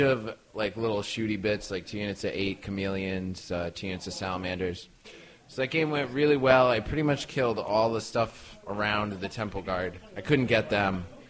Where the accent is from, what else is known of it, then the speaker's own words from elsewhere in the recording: Connecticut, United States; We're from Connecticut